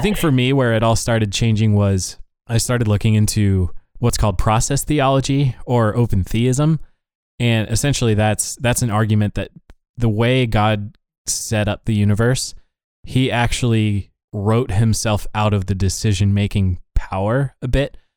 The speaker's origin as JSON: {"language": "English", "town": "Laurel", "region": "Montana", "country": "United States", "tie": "born or raised there", "moved": "yes", "lives_now": "Virginia, United States", "said": "we we grew up in Laurel, Montana and yet some of us are now in Virginia writing code"}